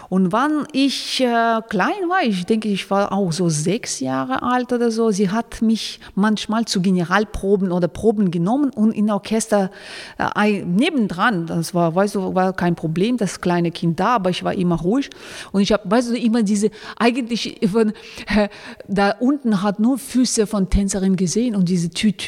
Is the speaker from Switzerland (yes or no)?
no; Kulob, Khatlon, Tajikistan; born there; German is a second language; moved away; Also ich bin äh, in Tadschikistan geboren, das ist eine kleine Stadt Kulab